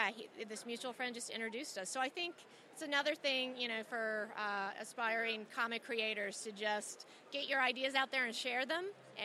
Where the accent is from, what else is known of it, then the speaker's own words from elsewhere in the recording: Salisbury, North Carolina, United States; now in Boston, United States; I currently live in Boston. I grew up in Salisbury, North Carolina